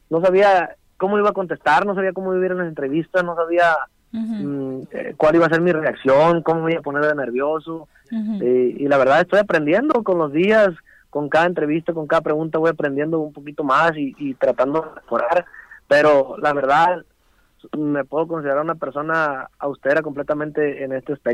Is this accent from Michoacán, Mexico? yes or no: no; Guamúchil, Sinaloa, Mexico; ya había pertenecido a, a algunas agrupaciones locales allá en mi pueblo, en Guamuchil.